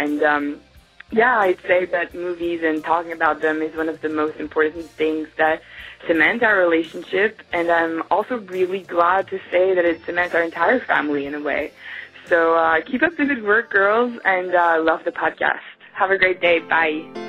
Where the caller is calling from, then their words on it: Australia; I'm calling from Australia